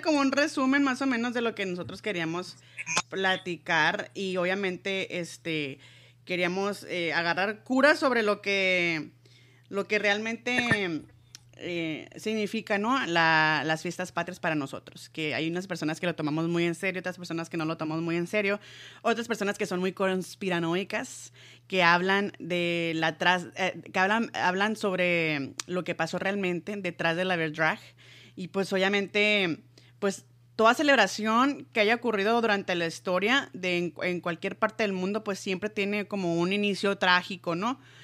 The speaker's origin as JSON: {"language": "Spanish", "country": "Mexico", "said": "siendo yo mexicana"}